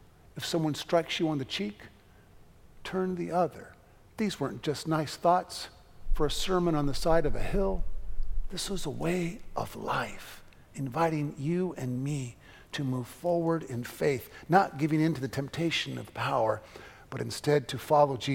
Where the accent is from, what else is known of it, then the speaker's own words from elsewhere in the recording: United States; I am an American and these are my boys